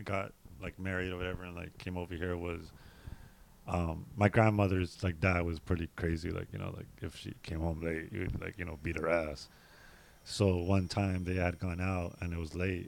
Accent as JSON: {"language": "English", "town": "Los Angeles", "region": "California", "country": "United States", "tie": "born or raised there", "also_born_or_lived": "Fontana, California", "said": "City Terrace"}